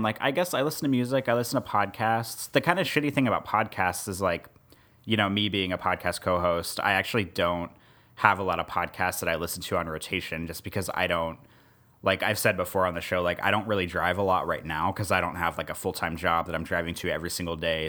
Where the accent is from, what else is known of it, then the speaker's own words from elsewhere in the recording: Kansas City, Missouri, United States; moved away as an adult; also born or lived in Columbia, Missouri / Omaha, Nebraska; now in New Orleans, United States; I grew up in Missouri a bunch of times. So, like, I'm from the Kansas City area for Kansas City, Missouri